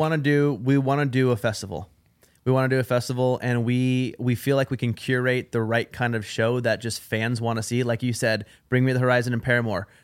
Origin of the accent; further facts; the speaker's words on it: Portland, Oregon, United States; me, Judah, and Duck were all from Portland, Oregon.